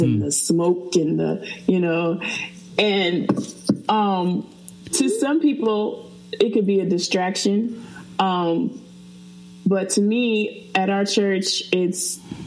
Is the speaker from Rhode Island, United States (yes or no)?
no; Fredericksburg, Virginia, United States; I'm from Fredericksburg, Virginia